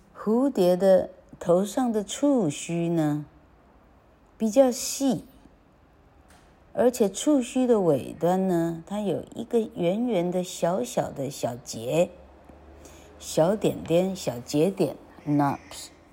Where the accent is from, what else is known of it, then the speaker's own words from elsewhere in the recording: Taiwan; 我们台湾人